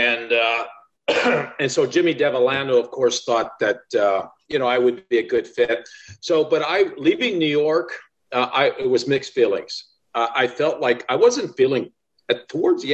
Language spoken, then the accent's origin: English; Sudbury, Ontario, Canada; growing up in Sudbury, Ontario